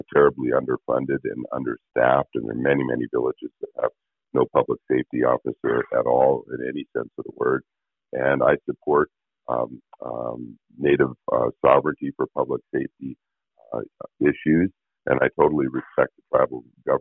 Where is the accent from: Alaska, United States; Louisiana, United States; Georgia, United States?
Alaska, United States; I did literally grow up in the shadow of and was friends with many of the state's greatest leaders